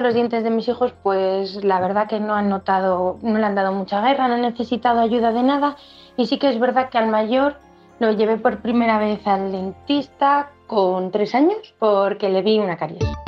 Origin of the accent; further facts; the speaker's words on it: Ciudad Rodrigo, Castile and León, Spain; soy de un pueblo de Salamanca que se llama Ciudad Rodrigo